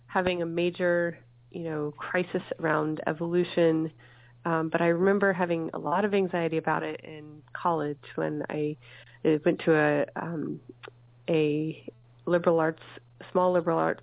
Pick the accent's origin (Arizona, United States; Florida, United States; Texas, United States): Texas, United States; Dallas; now in Michigan, United States; I grew up in Texas in the Bible Belt, and the Dallas area